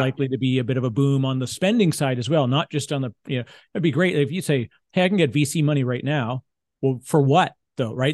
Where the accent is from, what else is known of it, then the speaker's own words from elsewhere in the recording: Canada; I'm a Canadian